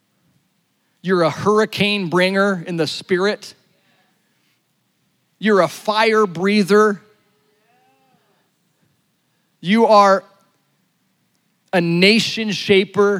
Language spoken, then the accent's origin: English; La Grande, Oregon, United States; born or raised there